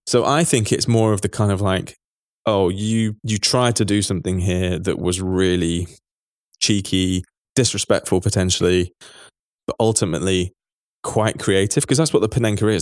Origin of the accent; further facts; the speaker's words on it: England, United Kingdom; as an Englishman